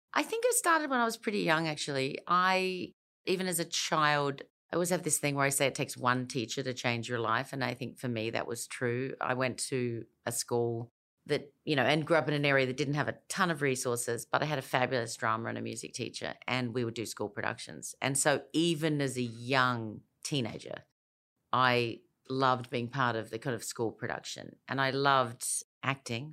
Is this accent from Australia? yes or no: yes; Elizabeth, South Australia, Australia; moved away; also born or lived in United States / London; I grew up in Elizabeth in South Australia